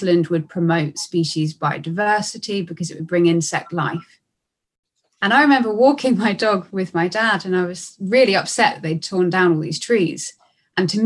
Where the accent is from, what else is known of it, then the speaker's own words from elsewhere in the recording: Brighton, South East England, United Kingdom; I'm from Brighton in the UK.